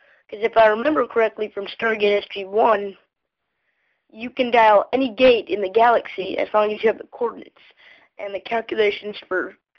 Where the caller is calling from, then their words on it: South Carolina, United States; I'm calling from South Carolina